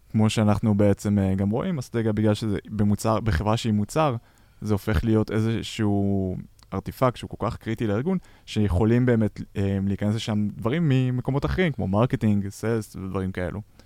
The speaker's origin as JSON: {"language": "Hebrew", "country": "Israel", "said": "אנחנו ישראלים"}